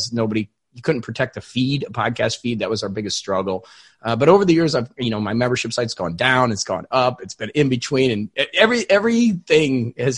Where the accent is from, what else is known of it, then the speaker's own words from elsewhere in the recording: Indiana, United States; now in Florida, United States; I live in Florida, but I'm from Indiana